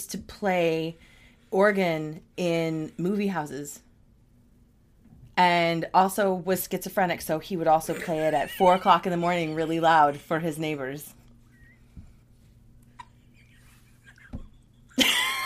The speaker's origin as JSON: {"language": "English", "town": "New York City", "region": "New York", "country": "United States", "tie": "born or raised there", "said": "I grew up on the Upper East Side."}